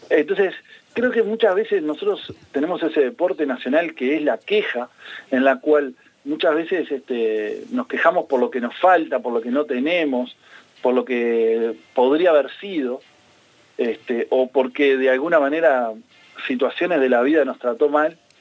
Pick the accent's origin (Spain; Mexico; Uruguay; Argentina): Uruguay; como todo uruguayo